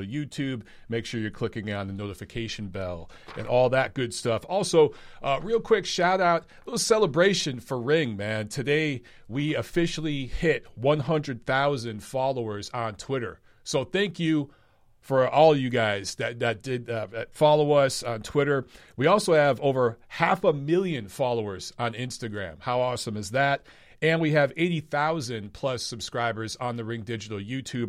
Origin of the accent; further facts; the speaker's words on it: Los Angeles, California, United States; I'm from Los Angeles, which is like the hotbed of boxing in the United States